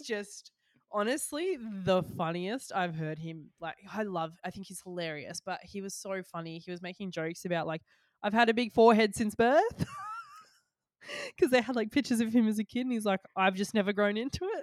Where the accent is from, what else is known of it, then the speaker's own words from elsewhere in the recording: Australia; As an Australian